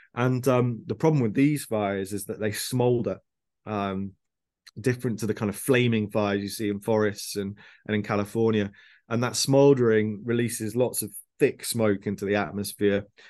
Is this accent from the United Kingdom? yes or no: yes; Birmingham, West Midlands, United Kingdom; moved away as an adult; also born or lived in Sheffield; now in London, United Kingdom; I was born in Birmingham in the Midlands of the UK.